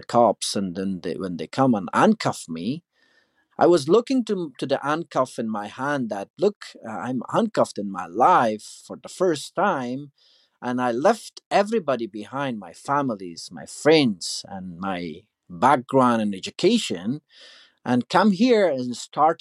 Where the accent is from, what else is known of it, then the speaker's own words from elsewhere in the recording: Afghanistan; moved away as an adult; also born or lived in United States; now in Canada; I'm from Afghanistan. I'm a refugee here in Canada.